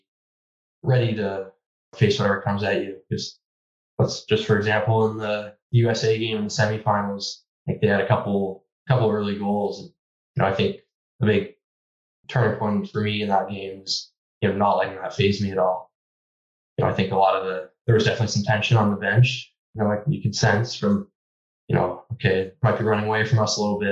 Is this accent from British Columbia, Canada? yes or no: yes; Vancouver, British Columbia, Canada; growing up in Vancouver